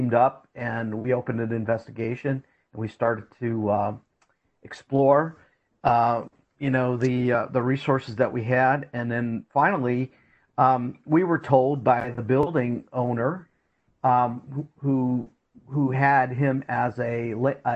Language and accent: English; Canton, Ohio, United States; I'm originally from Canton, Ohio